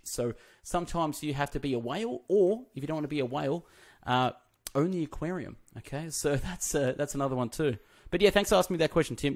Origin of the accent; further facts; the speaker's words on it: Australia; we're from Australia